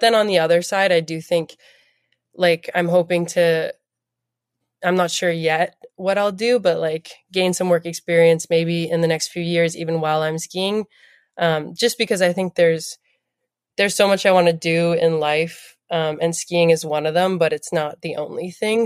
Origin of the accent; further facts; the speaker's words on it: Toronto, Ontario, Canada; also born or lived in New Jersey; we moved back when I was three, and then, um, from then on, yeah, born and raised in Toronto